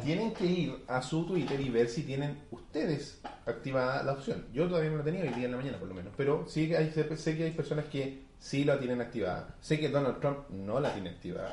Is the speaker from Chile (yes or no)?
yes; Chile; como nosotros chilenos hablamos